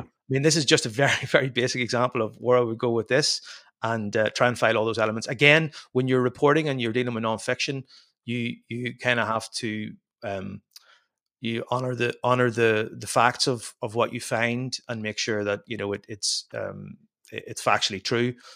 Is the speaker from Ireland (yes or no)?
yes; Ireland; moved away as an adult; now in Belgium; I spent most of my life up until seven or eight years ago living in Ireland, uh, growing up in Ireland.